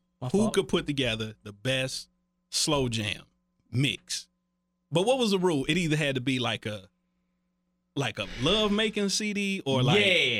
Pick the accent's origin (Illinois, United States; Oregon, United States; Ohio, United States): Ohio, United States; Cincinnati; Growing up in Cincinnati was different.